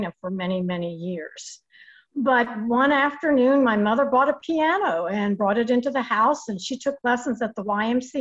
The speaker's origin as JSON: {"language": "English", "region": "New York", "country": "United States", "tie": "born or raised there", "also_born_or_lived": "Lexington, Kentucky", "moved": "yes", "lives_now": "Winchester, United States", "said": "I was born and raised in New York"}